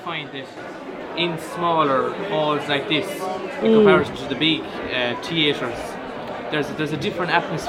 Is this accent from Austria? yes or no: no; Tulla, Munster, Ireland